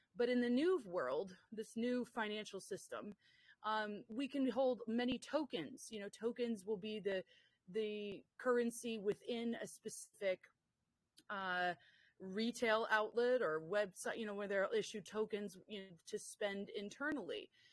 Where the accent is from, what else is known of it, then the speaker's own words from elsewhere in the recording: United States; moved away; as an American here